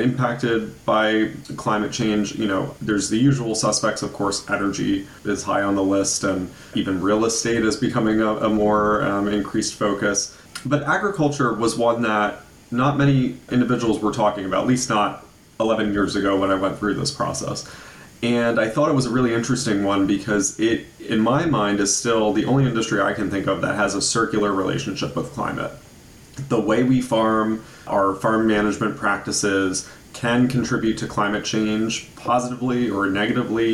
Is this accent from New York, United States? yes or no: yes; Hudson Valley, Ulster County, New York, United States; growing up in the Hudson Valley, I grew up around farmland